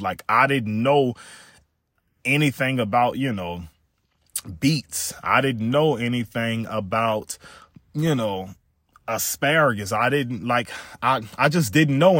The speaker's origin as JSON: {"language": "English", "region": "South Louisiana", "country": "United States", "tie": "born or raised there", "said": "I grew up in Louisiana"}